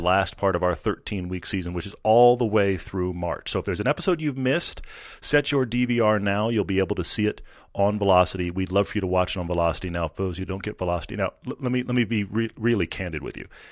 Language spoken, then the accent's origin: English; Kingsville, Texas, United States; I was born in Kingsville, right next to the King Ranch